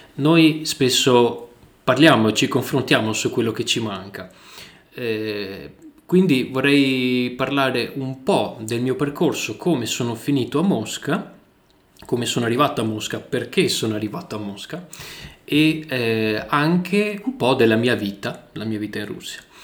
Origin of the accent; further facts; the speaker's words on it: northern Italy, Italy; accent: northern Italian; Io ho un accento, ho un accento del nord Italia